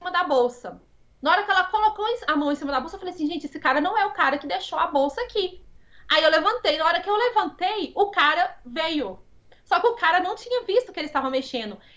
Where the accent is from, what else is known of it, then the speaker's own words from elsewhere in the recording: Brazil; Como eu sou brasileira.